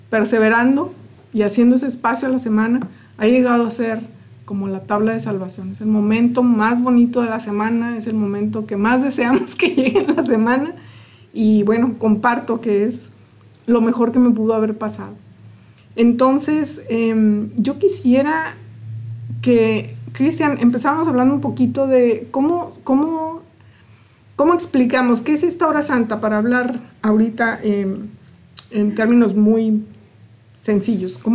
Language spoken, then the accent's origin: Spanish; Mexico; moved away; yo llegué de México hace 14 años, em, en San Tomás Mor precisamente